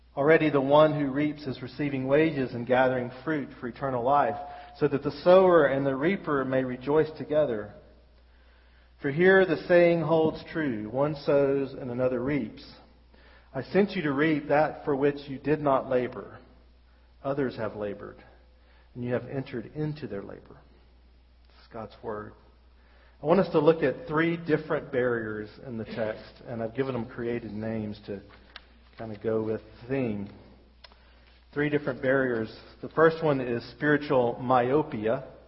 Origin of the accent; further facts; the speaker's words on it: Birmingham, Alabama, United States; moved away as an adult; now in Wexford, Ireland; we're from Birmingham, and we've lived our whole life here. And until we moved to Ireland, we we ain't never been nowhere.